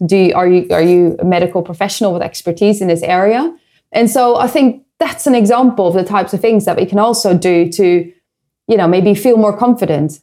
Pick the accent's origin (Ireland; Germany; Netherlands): Netherlands; moved away; I come from the Netherlands